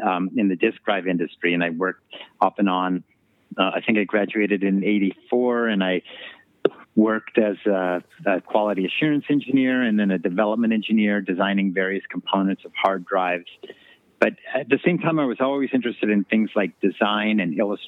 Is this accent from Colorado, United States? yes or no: yes; Boulder, Colorado, United States; also born or lived in Golden, Colorado; I grew up in Colorado, in Golden, Colorado, and Boulder, Colorado